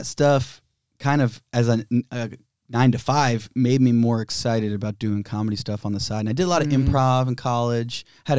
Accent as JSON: {"language": "English", "town": "Cincinnati", "region": "Ohio", "country": "United States", "also_born_or_lived": "Chicago", "moved": "yes", "lives_now": "Los Angeles, United States", "said": "I'm from Cincinnati."}